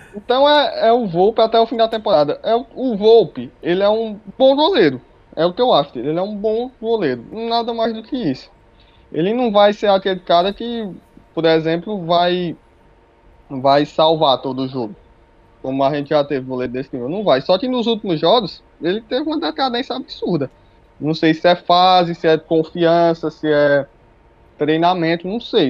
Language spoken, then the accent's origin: Portuguese; Juazeiro do Norte, Ceará, Brazil; Eu sou do Ceará, Juazeiro do Norte.